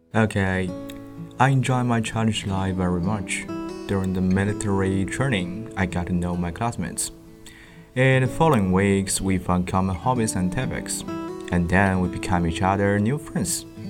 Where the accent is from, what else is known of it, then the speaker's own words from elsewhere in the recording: Wenshan, Yunnan, China; English is a second language; moved away; I'm from Wenshan